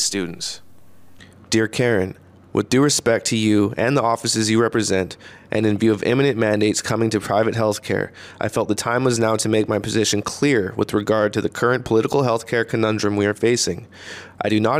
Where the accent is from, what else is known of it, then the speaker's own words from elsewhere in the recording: New Westminster, British Columbia, Canada; my hometown of New Westminster, British Columbia, the Royal City